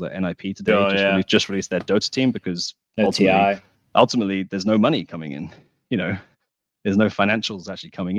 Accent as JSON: {"language": "English", "country": "United Kingdom", "said": "I'm British"}